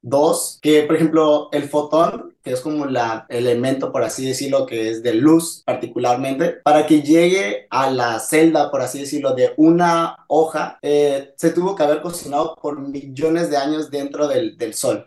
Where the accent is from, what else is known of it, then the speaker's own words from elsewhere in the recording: Mazatlán, Sinaloa, Mexico; moved away as an adult; now in La Paz, Mexico; soy originario de la ciudad de Mazatlán, en México, y ahorita estoy, bueno, estoy en La Paz